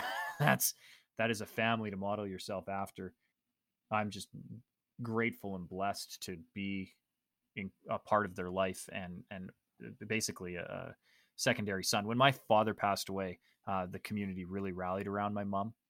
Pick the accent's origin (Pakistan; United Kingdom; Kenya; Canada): Canada; I'm Canadian